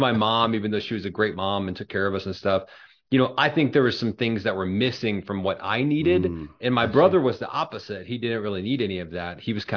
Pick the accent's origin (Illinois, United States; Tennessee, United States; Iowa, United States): Illinois, United States; Springfield; also born or lived in Joliet, Illinois; now in Chicago suburbs, United States; I was born in Joliet, which is a southern suburb of Chicago. My dad was in the state police his whole career. So around 4 or 5, we moved down to Springfield, which is the capital of Illinois. Most people think it's Chicago, but it's not. Yeah. And I really grew up down in Springfield.